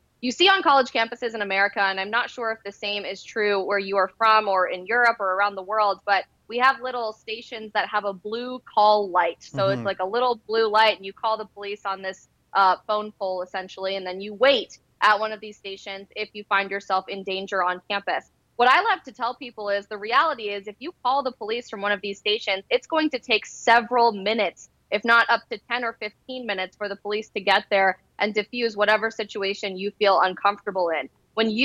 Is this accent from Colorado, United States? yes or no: yes; Colorado, United States; I'm actually from Colorado